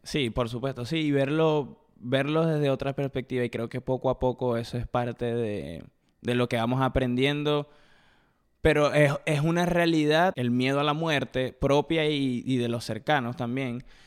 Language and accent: Spanish; eastern shore of Lake Maracaibo, Zulia, Venezuela; moved away; de donde soy yo, de, bueno, de la costa oriental del lago